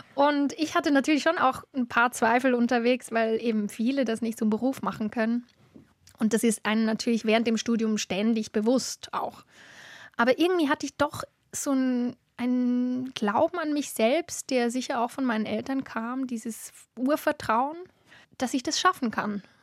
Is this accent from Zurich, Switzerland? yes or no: no; Adligenswil, Lucerne, Switzerland; in Adligenswil, wo ich aufgewachsen bin